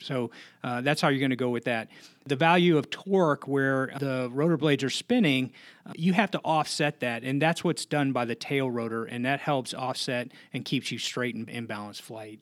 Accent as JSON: {"language": "English", "town": "Blue Island", "region": "Illinois", "country": "United States", "moved": "yes", "said": "I'm from Chicago originally, uh, s, uh, town on the south side, uh, called Blue Island."}